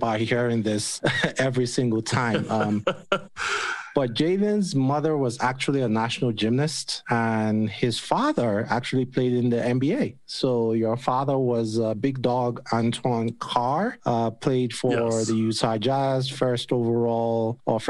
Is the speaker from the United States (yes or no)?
no; Nigeria; moved away; Like I lived in Nigeria at the time. I was growing up in Nigeria